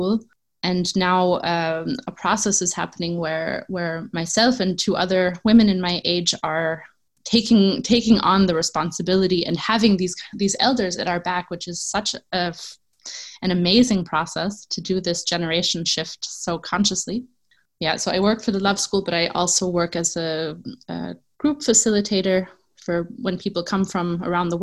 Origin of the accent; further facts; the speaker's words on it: New York City, New York, United States; moved away as an adult; now in Tamera, Portugal; I am originally from New York City, and I come from an activist background.